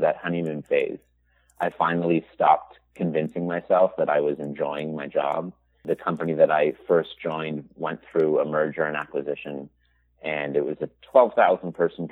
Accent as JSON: {"language": "English", "town": "Toronto", "region": "Ontario", "country": "Canada", "tie": "born or raised there", "said": "I'm from Toronto, Canada, born and raised."}